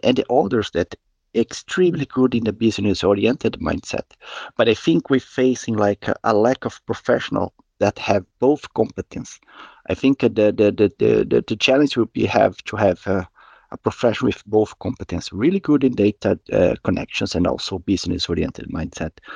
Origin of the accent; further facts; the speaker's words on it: Curitiba, Paraná, Brazil; moved away as an adult; now in Gothenburg, Sweden; I'm originally from Brazil, Curitiba, and I live in Gothenburg in Sweden for around six years